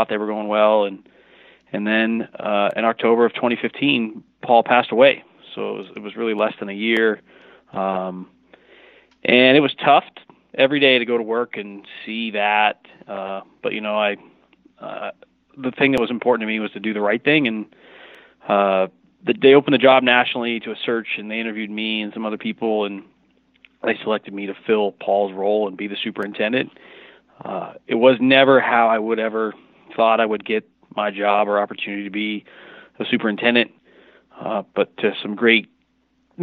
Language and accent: English; Burlington, Washington, United States; also born or lived in Michigan; I grew up in Washington. I'm from here originally